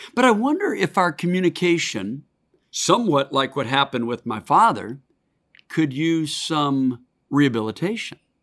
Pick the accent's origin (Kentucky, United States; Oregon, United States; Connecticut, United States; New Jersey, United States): Oregon, United States; my home state of Oregon